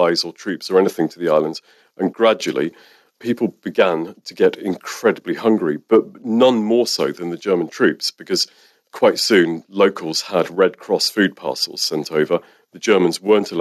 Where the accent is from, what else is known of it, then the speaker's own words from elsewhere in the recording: Guernsey; I was born in Guernsey